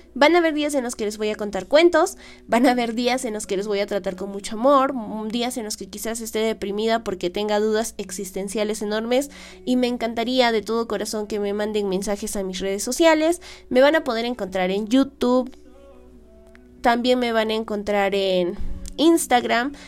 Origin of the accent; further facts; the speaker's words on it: Peru; aquí en mi país, en el Perú